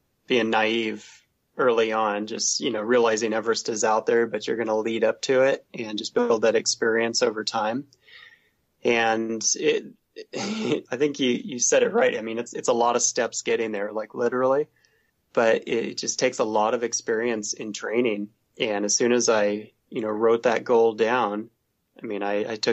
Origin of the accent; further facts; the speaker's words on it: Southern Oregon, United States; moved away as an adult; also born or lived in San Diego / Pacific Northwest; I grew up in Southern Oregon, so there's mountains there